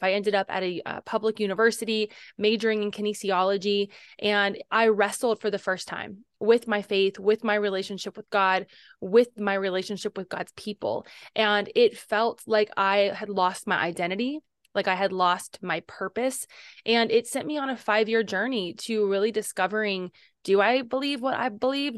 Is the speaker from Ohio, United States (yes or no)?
yes; Cincinnati, Ohio, United States; our city of Cincinnati